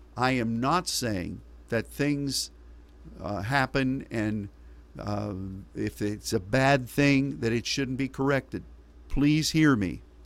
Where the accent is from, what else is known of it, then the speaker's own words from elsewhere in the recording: United States; As an American